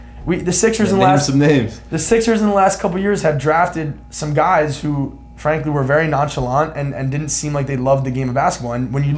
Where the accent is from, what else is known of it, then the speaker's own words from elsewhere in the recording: Philadelphia, Pennsylvania, United States; we're from Philly.